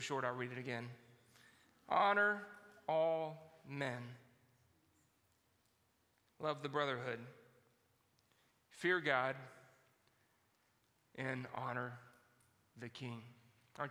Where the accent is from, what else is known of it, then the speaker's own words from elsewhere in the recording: Georgia, United States; now in Indiana, United States; That's where I was born in Georgia, and that's the way they said it down there